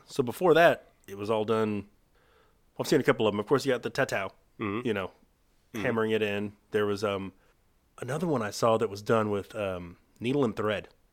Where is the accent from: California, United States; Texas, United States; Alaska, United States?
Texas, United States; we're from Texas